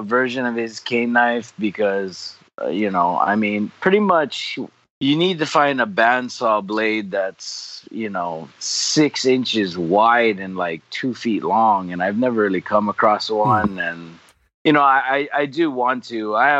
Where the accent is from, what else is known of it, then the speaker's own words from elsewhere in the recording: Hawaii, United States; not Hawaiian. I'm third generation born Hawaii. My family immigrated from Japan. My dad's side … my mom is Okinawan. And they both were immigrants for the sugarcane industry.